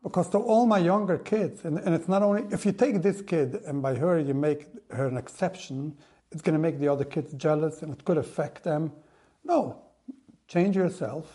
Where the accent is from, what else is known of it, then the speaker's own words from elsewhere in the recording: Monsey, New York, United States; I grew up in Vishnitz, in Mansi. I was born, raised over there